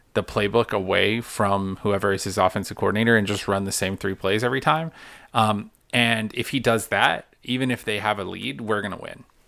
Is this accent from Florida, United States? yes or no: no; Carrollton, Georgia, United States; I grew up in Carrollton, which is just solidly Auburn country. Carrollton is the last, Carroll County is the last county before you hit to Alabama